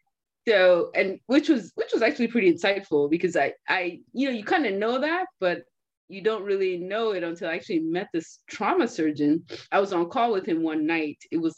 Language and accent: English; Nigeria; born there; Well, I was born in Nigeria, as you guys all know.